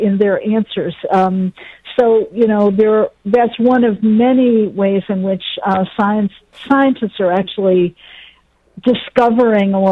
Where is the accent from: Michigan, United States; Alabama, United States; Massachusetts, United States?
Michigan, United States; Ann Arbor; moved away as an adult; now in Virginia, United States; I grew up in Ann Arbor and went to the University of Michigan.